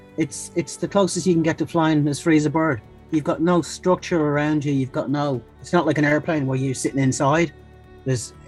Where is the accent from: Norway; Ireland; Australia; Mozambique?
Ireland; Dublin, Leinster; moved away as an adult; now in Southwick, United Kingdom; I'm from Dublin in Ireland. I've been living in the UK for about 12 years. I live in Southwick near Brighton.